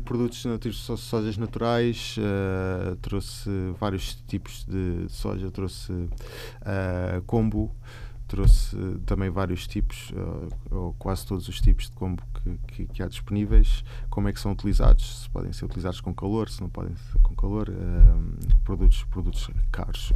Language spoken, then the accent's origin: Portuguese; Lisbon, Portugal; moved away as an adult; now in Japan; Cresci em Lisboa, mesmo aqui ao lado, aqui, aqui na zona oriental